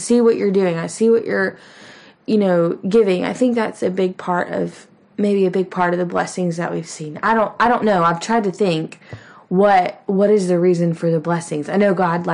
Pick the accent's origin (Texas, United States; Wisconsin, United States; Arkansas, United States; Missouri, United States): Texas, United States; We are from Texas, but my husband is by no means a cowboy